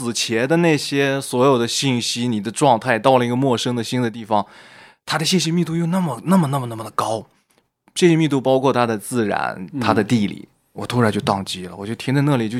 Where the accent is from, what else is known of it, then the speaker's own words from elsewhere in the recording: northern China, China; 我是一个北方人，飘到南方去，你怎么样去重新去链接到当地的土壤，你自己的安身立命怎么去存在？